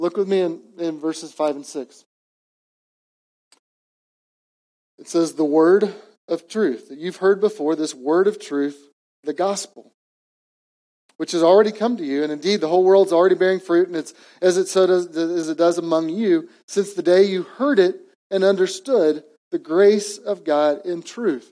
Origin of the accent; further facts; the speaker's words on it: Edmond, Oklahoma, United States; also born or lived in East Coast; what I grew up in Edmond, Oklahoma